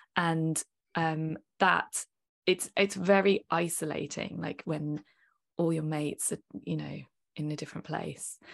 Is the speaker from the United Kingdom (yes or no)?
yes; United Kingdom; we're British